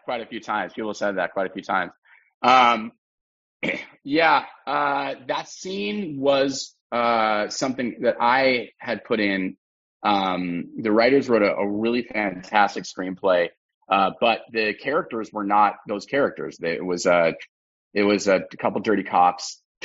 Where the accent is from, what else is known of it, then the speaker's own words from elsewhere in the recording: Los Angeles, California, United States; I grew up in Los Angeles